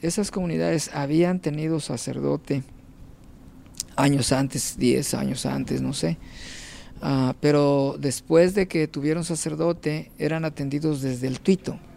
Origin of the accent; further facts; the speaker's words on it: Unión de Tula, Jalisco, Mexico; moved away as an adult; also born or lived in El Grullo, Jalisco / Autlán, Jalisco / Zamora, Michoacán / Guadalajara; now in New York, United States; Yo nací en un pueblito de Jalisco que se llama Unión de Tula.